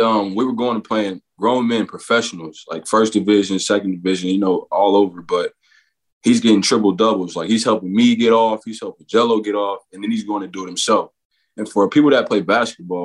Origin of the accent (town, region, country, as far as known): Arlington, Texas, United States; born or raised there; also born or lived in Dallas, Texas